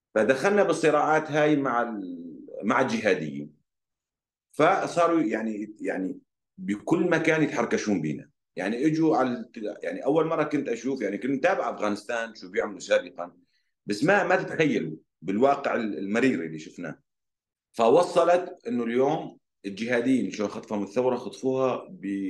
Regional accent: Raqqa, Raqqa Governorate, Syria; moved away as an adult; انا كابن مدينه رقه

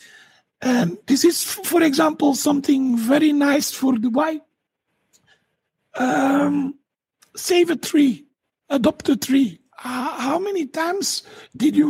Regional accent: Dendermonde, Flanders, Belgium; I'm from Belgium, and I'm from a city called Dendermonde

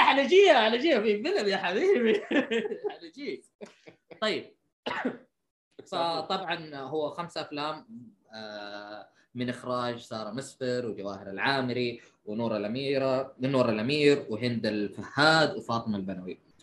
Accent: Saudi Arabia; أنت كسعودي

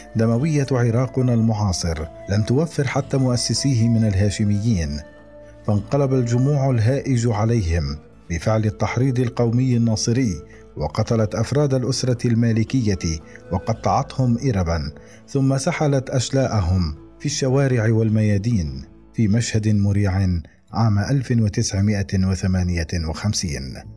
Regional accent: Iraq; moved away; كعراقي مغترب

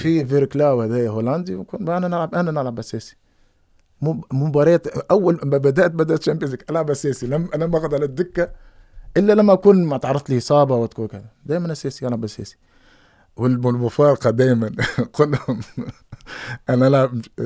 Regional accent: Tunisia; moved away as an adult; also born or lived in Netherlands; انا قد من تونس

